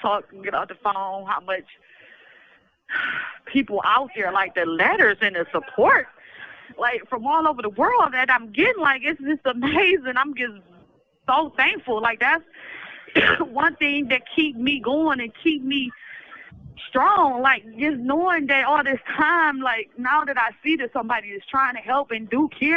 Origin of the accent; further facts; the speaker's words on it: the South, United States; I'm from the South